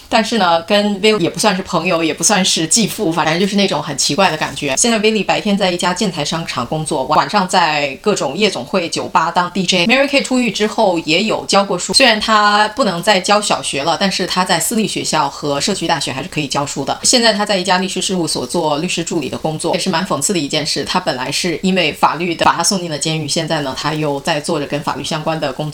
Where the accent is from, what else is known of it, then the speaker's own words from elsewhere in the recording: China; 按我中文话说